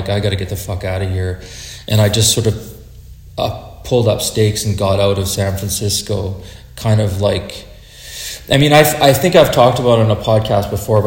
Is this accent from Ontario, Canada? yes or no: no; Saskatoon, Saskatchewan, Canada; also born or lived in Alert Bay, British Columbia; I'm from Saskatoon.